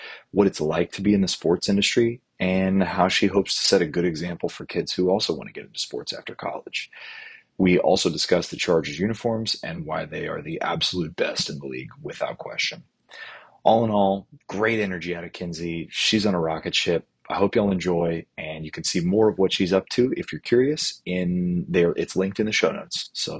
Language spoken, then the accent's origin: English; Dallas, Texas, United States; It took me a minute, but I grew up in Dallas, so I'm a Cowboys guy.